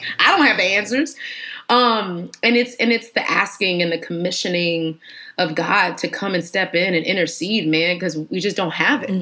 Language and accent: English; Houston, Texas, United States; moved away as an adult; now in Atlanta, United States; I am from Texas, Houston, Texas, baby. H Town, the realest